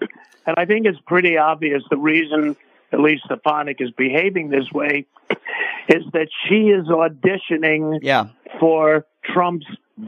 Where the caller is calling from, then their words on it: Toronto, Ontario, Canada; I'm calling from Toronto, Canada.